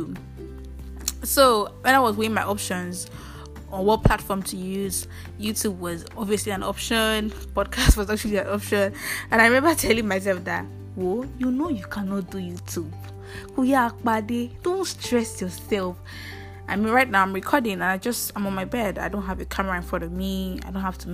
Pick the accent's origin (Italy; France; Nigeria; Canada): Nigeria; Ile-Ife, Osun; I come from Ile-Ife, Osun State